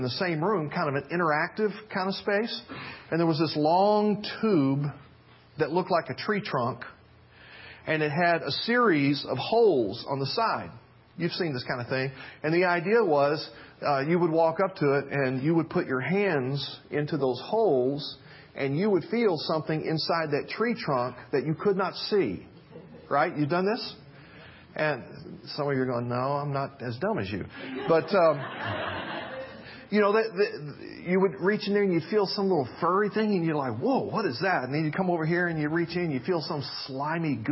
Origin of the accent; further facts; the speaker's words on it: Memphis, Tennessee, United States; I grew up in Memphis, Tennessee